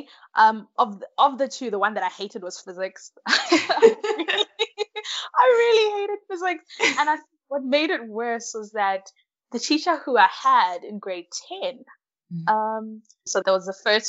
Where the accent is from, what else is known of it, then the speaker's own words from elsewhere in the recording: KwaZulu-Natal, South Africa; also born or lived in Malawi; I am from Malawi, but now I'm living and studying in South Africa. So I came to South Africa when I was pretty young. I think I was about 6 or 7